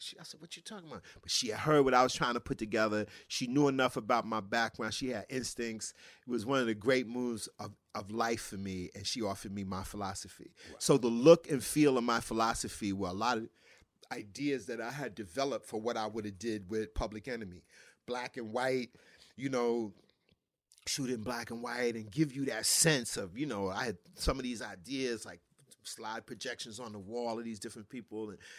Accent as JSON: {"language": "English", "town": "Brooklyn", "region": "New York", "country": "United States", "tie": "born or raised there", "said": "in the basement of the brownstone I grew up in Bed-Stuy, Brooklyn, there were 5 to 6 of my dad's friends"}